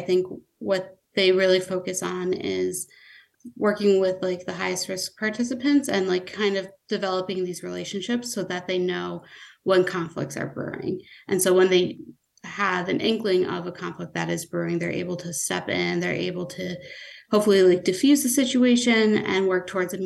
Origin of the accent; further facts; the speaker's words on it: Clifton Park, New York, United States; also born or lived in Philadelphia; I grew up not too far from Troy. I grew up in Clifton Park, which is about 15 minutes away.